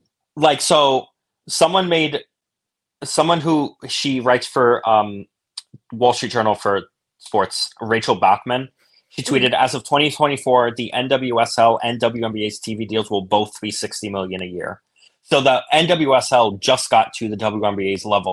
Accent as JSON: {"language": "English", "town": "New York City", "region": "New York", "country": "United States", "tie": "born or raised there", "said": "I'm from Brooklyn. I grew up in Brooklyn"}